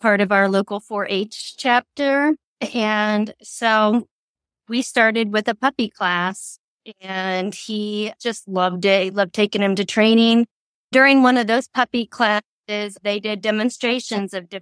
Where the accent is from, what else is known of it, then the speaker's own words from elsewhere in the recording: Central Illinois, United States; I am from Central Illinois